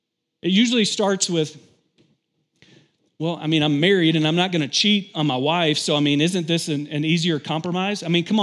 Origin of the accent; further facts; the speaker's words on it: Kentucky, United States; I grew up in Kentucky, and so it's pretty common to have fields by your house.